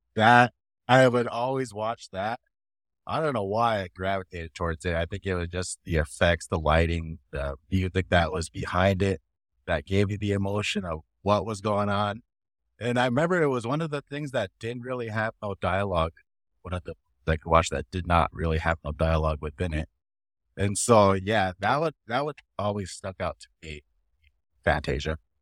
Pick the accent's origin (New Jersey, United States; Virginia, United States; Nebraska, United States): Nebraska, United States; Winnebago tribe of; I am from the Winnebago tribe of Nebraska.